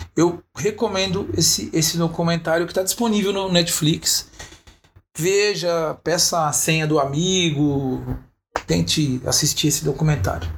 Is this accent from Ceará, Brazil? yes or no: no; São Bernardo do Campo, São Paulo, Brazil; now in São Paulo, Brazil; vivi minha adolescência andando, morava em São Bernardo